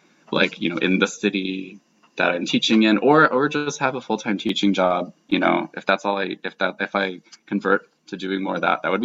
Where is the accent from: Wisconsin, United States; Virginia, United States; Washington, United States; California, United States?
Virginia, United States; Great Falls; I grew up in Great Falls, and that's really close to DC